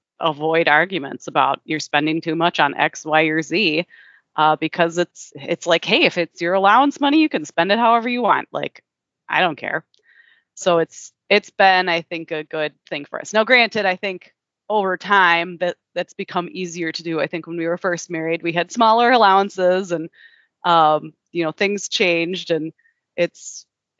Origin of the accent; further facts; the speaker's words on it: Midwest, United States; also born or lived in California / New Mexico; now in Minnesota, United States; we're both from the Midwest